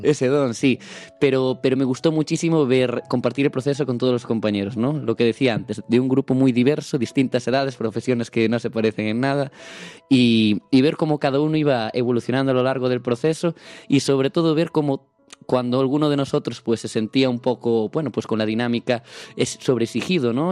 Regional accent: Palas de Rei, Galicia, Spain; yo soy de Palas de Rey, un pueblecito en la provincia de Lugo

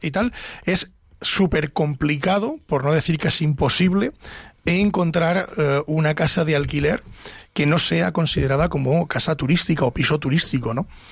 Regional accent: Ávila, Castile and León, Spain; de mi tierra, de Ávila

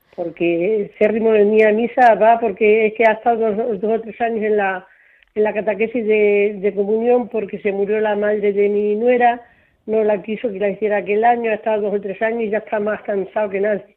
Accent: Mirabel, Extremadura, Spain; Es que ya me puesto de Cáceres, pero soy de Mirabel

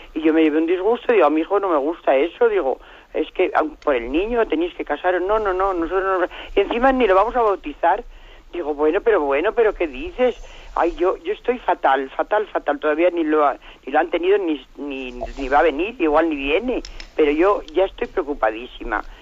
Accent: Salamanca, Castile and León, Spain; yo soy de Salamanca

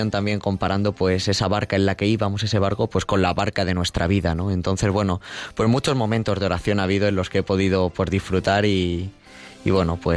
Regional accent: Mota del Cuervo, Castilla-La Mancha, Spain; Tomás Moreno, que lo conozco de, mi pueblo, de Mota del Cuervo

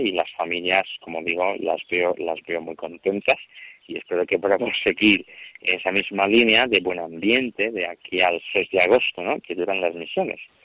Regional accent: Equatorial Guinea; moved away as an adult; now in Spain; soy de la diócesis de, de Vivellín, que es Begoña

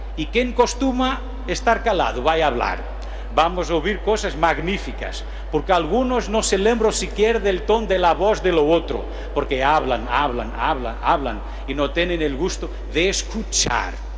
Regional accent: Portugal; Spanish is a second language; Yo soy un portugués

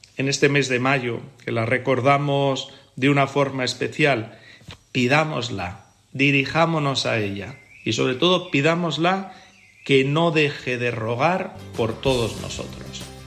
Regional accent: Guadalajara, Castilla-La Mancha, Spain; de la parroquia de San Nicolás en Guadalajara, de donde soy yo originario

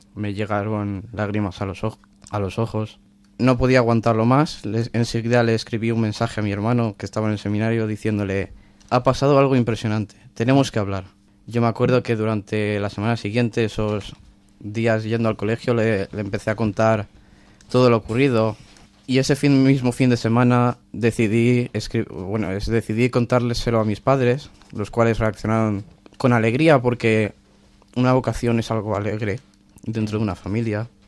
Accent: Alboraya, Valencian Community, Spain; yo soy de, la ciudad de Alboraya, pegada a Valencia

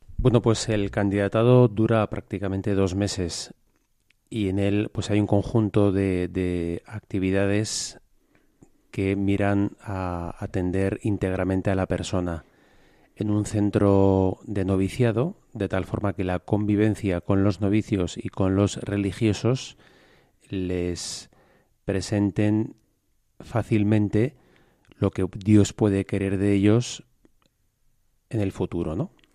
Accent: Madrid, Community of Madrid, Spain; De Madrid. De Madrid, también soy legionario de Cristo

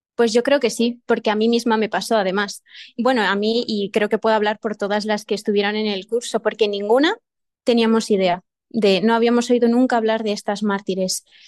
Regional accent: Burgos province, Castile and León, Spain; yo soy de Burgos, pero no de Burgos ciudad

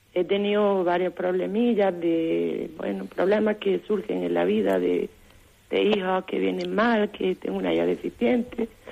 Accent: Pitres, Andalusia, Spain; le llamo del mismo Granada, le llamo de un pueblo de la Alpujarra

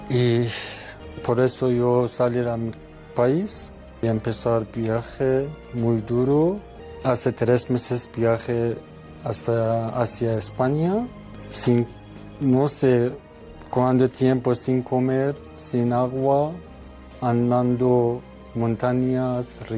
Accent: Iran; Spanish is a second language; moved away as an adult; now in Spain; soy de Irán.

